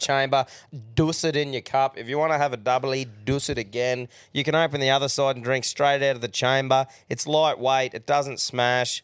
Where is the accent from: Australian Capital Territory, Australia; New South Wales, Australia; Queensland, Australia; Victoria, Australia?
Queensland, Australia; as a Queenslander